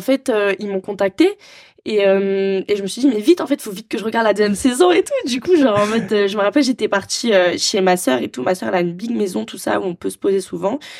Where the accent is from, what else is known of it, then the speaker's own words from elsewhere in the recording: Marseille, Provence-Alpes-Côte d'Azur, France; j'ai grandi à Marseille